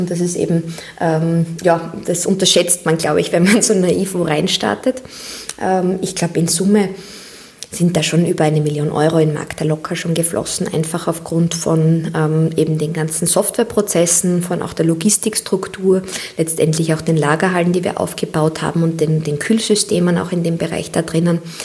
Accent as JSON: {"language": "German", "country": "Austria", "said": "als Mädchen in Österreich"}